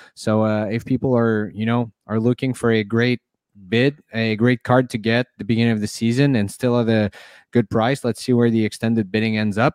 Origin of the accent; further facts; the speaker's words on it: Montreal, Quebec, Canada; I'm from Montreal